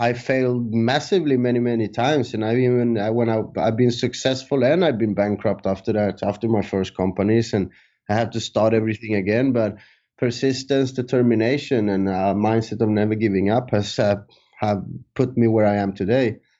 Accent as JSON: {"language": "English", "country": "Sweden", "tie": "born or raised there", "also_born_or_lived": "San Andrés, Colombia", "moved": "as an adult", "lives_now": "Thailand", "said": "I moved to Sweden when I was three years old"}